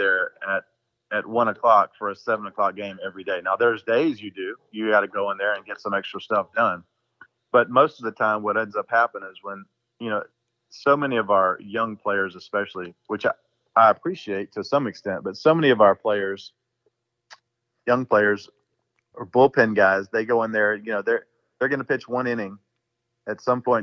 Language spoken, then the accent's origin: English; Brunswick, Georgia, United States; my hometown this year, Brunswick, Georgia